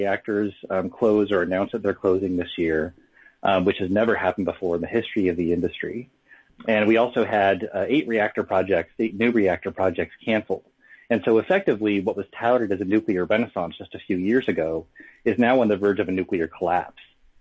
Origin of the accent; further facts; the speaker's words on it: Syracuse, New York, United States; My hometown is Syracuse, New York, which is just downwind from four nuclear reactors on Lake Ontario.